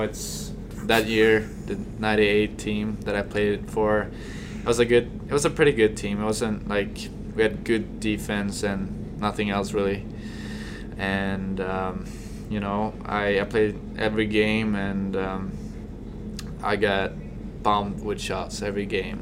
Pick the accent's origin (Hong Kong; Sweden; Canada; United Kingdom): Sweden; Stockholm, Stockholm County; moved away as an adult; also born or lived in Kearney, Nebraska; now in United States; I came from Stockholm, the biggest city back from back home